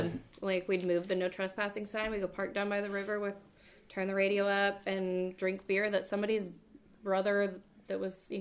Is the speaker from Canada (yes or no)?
no; Oklahoma, United States; I grew up also in Oklahoma, so it's like every road that wasn't a major road in our town was a dirt road.